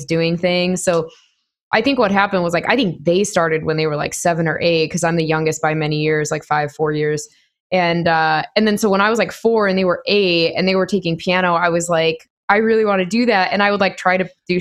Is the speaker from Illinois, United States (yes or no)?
yes; Chicago, Illinois, United States; moved away; also born or lived in Denver, Colorado; I'm from Chicago originally, so I'm familiar with Indiana.